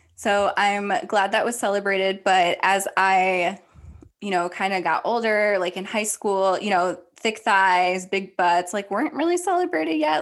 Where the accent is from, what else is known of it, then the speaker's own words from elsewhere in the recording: Ohio, United States; I grew up in Ohio.